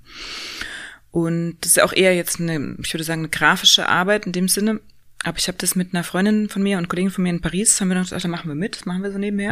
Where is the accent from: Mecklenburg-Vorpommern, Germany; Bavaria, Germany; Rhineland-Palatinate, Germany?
Bavaria, Germany; Upper; moved away as an adult; now in Berlin, Germany; ich komme äh, aus Oberbayern